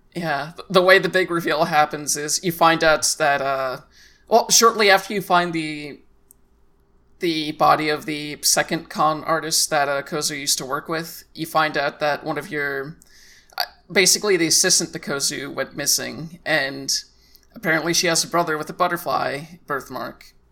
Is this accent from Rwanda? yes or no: no; United States; as a American player